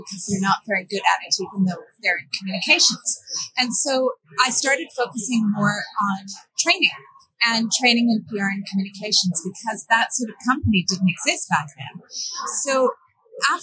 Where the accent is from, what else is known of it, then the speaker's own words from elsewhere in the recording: Canada; moved away as an adult; also born or lived in Brussels / Stockholm / Belgrade / London; I grew up in Canada.